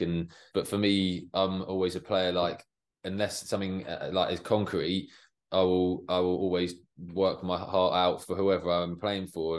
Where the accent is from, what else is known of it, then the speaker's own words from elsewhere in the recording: Watford, East of England, United Kingdom; I was born in Watford, so I was always a Watford supporter